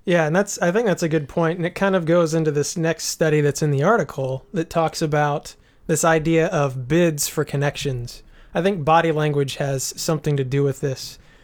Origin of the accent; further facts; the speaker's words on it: United States; as an American